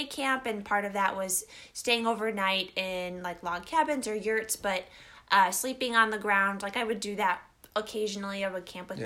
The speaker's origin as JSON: {"language": "English", "region": "Midwest", "country": "United States", "tie": "born or raised there", "moved": "as an adult", "lives_now": "Pacific Northwest, United States", "said": "growing up in the Midwest"}